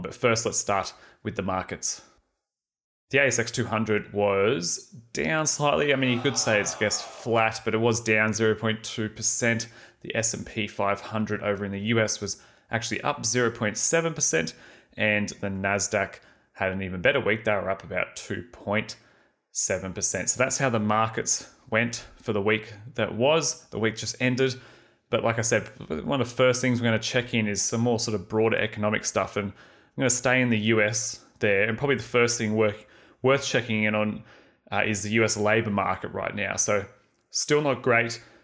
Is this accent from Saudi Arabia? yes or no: no; Australia; we, as in Aussie wine exporters like T